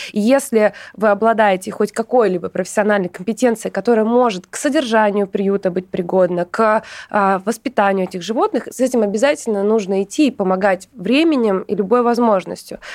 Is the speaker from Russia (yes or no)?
yes; Surgut, Khanty-Mansi Autonomous Okrug, Russia; moved away; also born or lived in Saint Petersburg; Я родом из Сургута, но Петербург был большей частью моей жизни